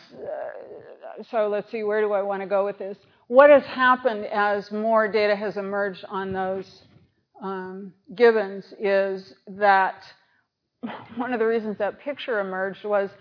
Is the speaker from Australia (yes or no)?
no; United States; I'm an American